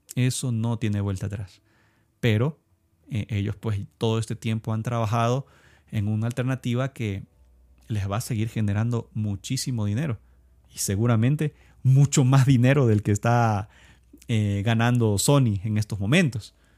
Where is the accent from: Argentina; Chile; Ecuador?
Ecuador; soy de Ecuador